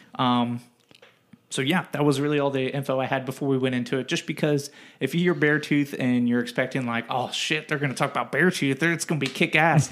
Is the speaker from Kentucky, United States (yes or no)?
no; Cincinnati, Ohio, United States; we're both from the Cincinnati area